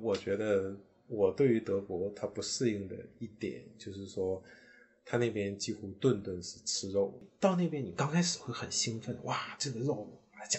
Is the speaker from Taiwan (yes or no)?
no; northern China, China; moved away as an adult; also born or lived in Shanghai / Hong Kong / Trier / Edinburgh; 虽然我是北方人